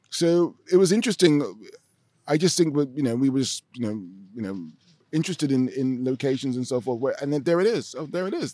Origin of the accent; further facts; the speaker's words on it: London, United Kingdom; moved away as an adult; now in Amsterdam, Netherlands; growing up in Britain, in, in, in London